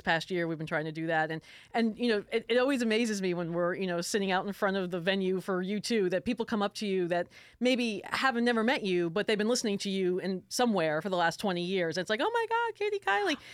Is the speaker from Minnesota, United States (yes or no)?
no; South Florida, United States; moved away; I grew up in South Florida. My family's from Brooklyn